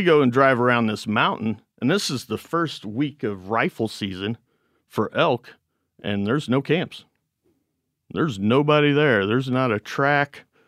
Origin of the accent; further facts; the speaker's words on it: Missouri Ozarks, United States; We're from Missouri.